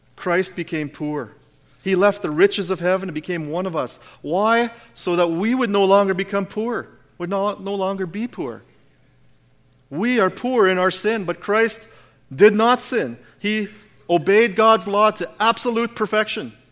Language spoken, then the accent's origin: English; Alberta, Canada; we're Canadian. We're Albertans.